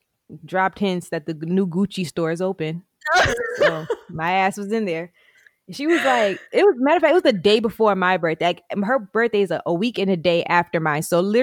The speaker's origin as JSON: {"language": "English", "country": "Jamaica", "said": "like, even being Black, like, there could be one person, I'm Jamaican, this person's Haitian."}